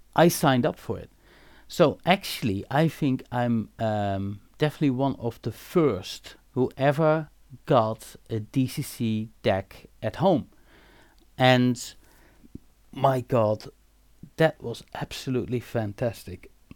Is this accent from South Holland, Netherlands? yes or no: no; Eindhoven, North Brabant, Netherlands; I'm born and raised in Eindhoven